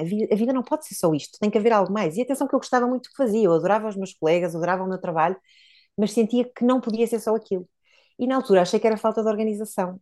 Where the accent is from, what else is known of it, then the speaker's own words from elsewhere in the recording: Póvoa de Varzim, Norte, Portugal; also born or lived in Porto; na minha, na minha terra natal, a Pova de Varzim